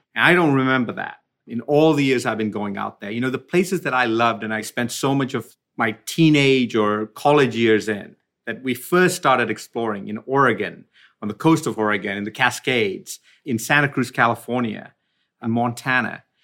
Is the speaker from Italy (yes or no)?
no; Sierra Leone; moved away; also born or lived in Sri Lanka; I was born in Sri Lanka, but when we were about five years old, we moved to Africa. And I really did grow up in the tropical jungle. Like, we were out there, really out there, in a small country called Sierra Leone